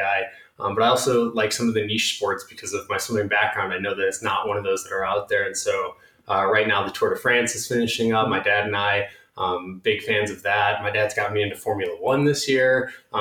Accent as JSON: {"language": "English", "town": "St. Charles", "region": "Illinois", "country": "United States", "tie": "born or raised there", "also_born_or_lived": "Los Angeles, California / Chicago, Illinois", "moved": "as an adult", "lives_now": "Colorado, United States", "said": "I grew up in the western suburbs of Chicago, St. Charles"}